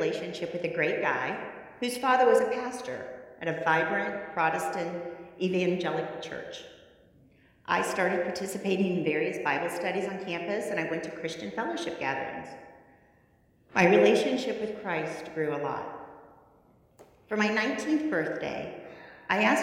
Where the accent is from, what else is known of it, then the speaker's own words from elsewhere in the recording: Logansport, Indiana, United States; now in Louisville, United States; I grew up in Logansport, Indiana